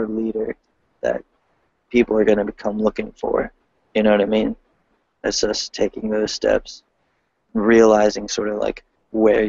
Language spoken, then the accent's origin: English; Delaware, United States; I'm from Delaware